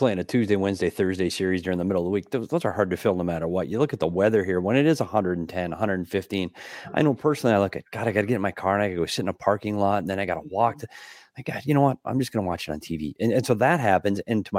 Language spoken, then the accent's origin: English; Minnesota, United States; And Tristan, you go back to my home state too. You go back to Minnesota